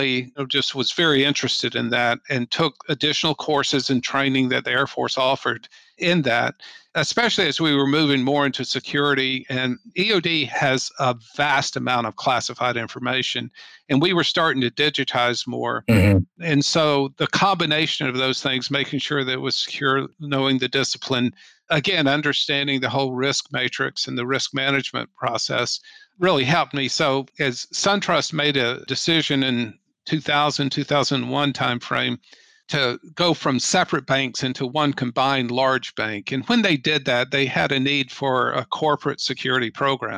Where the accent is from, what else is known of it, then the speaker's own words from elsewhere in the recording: Atlanta, Georgia, United States; moved away as an adult; I grew up in the Atlanta area